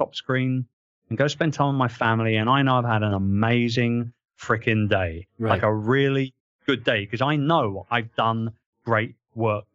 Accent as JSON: {"language": "English", "country": "United Kingdom", "moved": "yes", "lives_now": "Philippines", "said": "I'm British."}